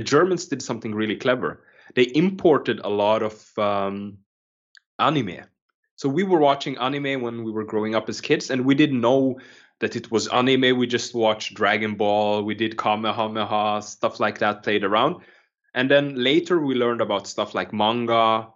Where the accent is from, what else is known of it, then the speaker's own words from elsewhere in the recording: Norway; also born or lived in Kenya; when I was growing up, um, lived in a small island in Norway. Uh, like we moved from Kenya before I used to live there